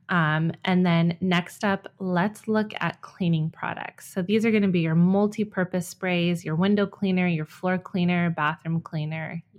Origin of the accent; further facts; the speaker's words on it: California, United States; moved away; When we moved to Ohio from my home state of California two years ago, we enrolled Jack in preschool.